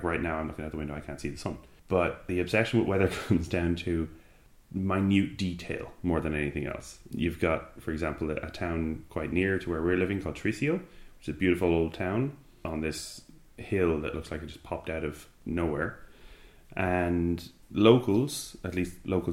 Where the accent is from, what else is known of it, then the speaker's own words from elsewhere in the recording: Ireland; now in Spain; As Irish people coming over